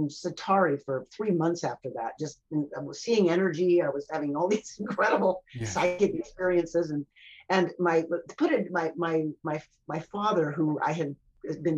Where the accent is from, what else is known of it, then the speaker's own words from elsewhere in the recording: United States; now in Canada; I'm an American by birth.